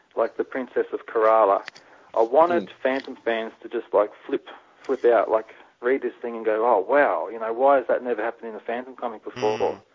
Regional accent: Melbourne, Victoria, Australia; I'm from Melbourne

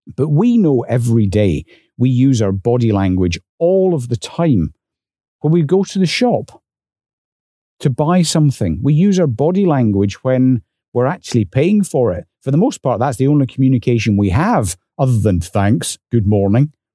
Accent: north of the English border, Scotland, United Kingdom; accent: Scottish; moved away; I was also dragged up north of the English border. So when he heard my accent

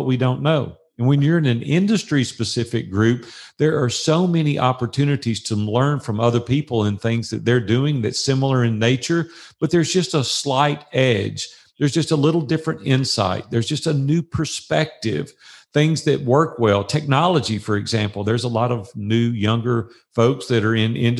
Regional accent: Nashville, Tennessee, United States; that's my hometown

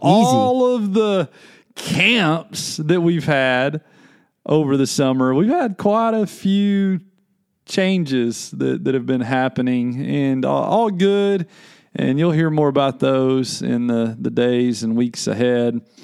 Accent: Little Rock, Arkansas, United States; moved away; I grew up in Little Rock, Arkansas.

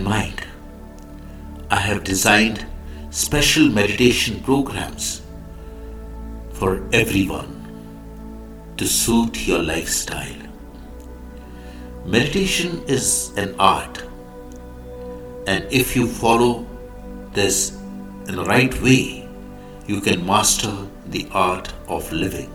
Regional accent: India; I am the Indian monk

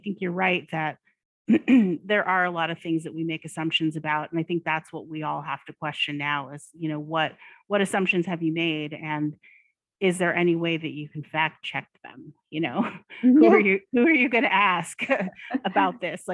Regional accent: Oregon, United States; I grew up in Oregon

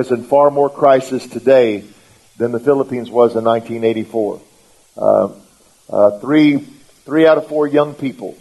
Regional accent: United States; first language English; I'm in English, American, which means I just speak English

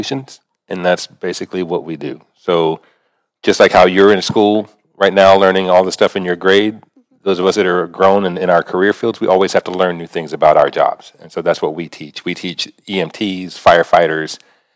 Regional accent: New Orleans, Louisiana, United States; I grew up around the New Orleans area

